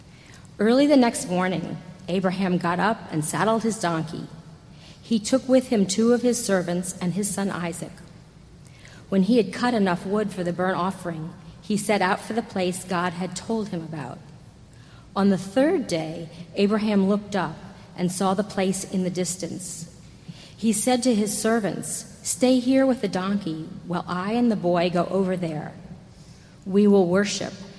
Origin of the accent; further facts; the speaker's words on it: New York City, New York, United States; I was born right here in New York City, about 25 blocks from Trinity, 62 years ago.